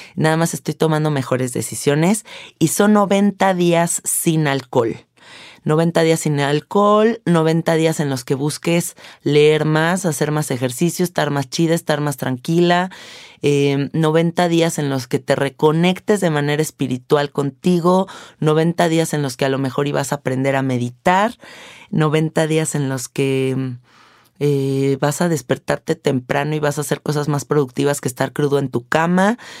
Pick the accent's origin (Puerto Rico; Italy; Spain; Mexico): Mexico; siendo mexicanos